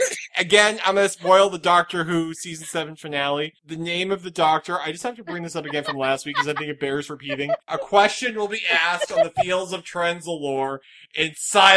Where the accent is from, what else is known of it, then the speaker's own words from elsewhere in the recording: Boston, Massachusetts, United States; accent: Boston; my Boston accent